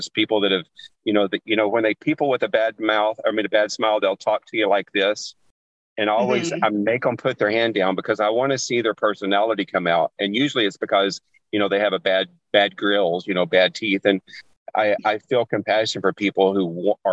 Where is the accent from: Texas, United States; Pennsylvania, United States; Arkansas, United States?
Arkansas, United States; I grew up in Arkansas